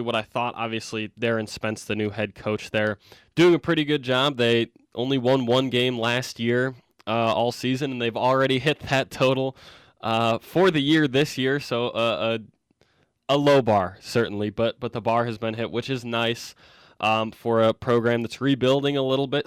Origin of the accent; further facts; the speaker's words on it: Michigan, United States; I'm from Michigan